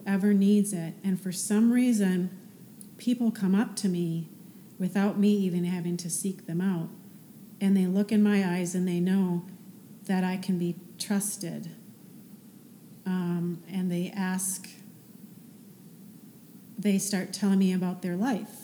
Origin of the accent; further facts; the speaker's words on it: near Green Bay, Wisconsin, United States; moved away; I went back to my hometown a couple weeks later, 5 hours away by Green Bay